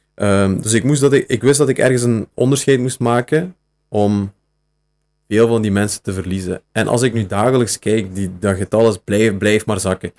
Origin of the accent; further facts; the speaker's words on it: Beringen, Flanders, Belgium; now in Bilzen, Belgium; ik woon nu in Bilzen. Maar ik ben afkomstig van Beringen.